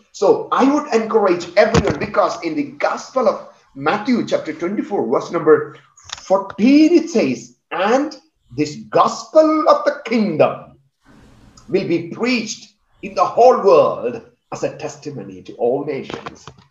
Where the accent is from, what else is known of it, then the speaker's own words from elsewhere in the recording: India; I come from India